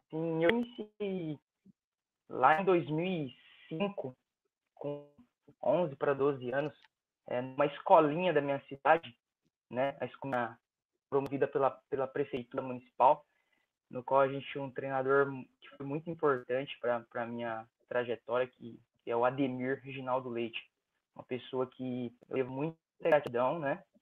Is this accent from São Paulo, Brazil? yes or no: yes; Penápolis, São Paulo, Brazil; Eu sou sim, eu sou do, do interior de São Paulo, na verdade, cidade chamada Penápolis.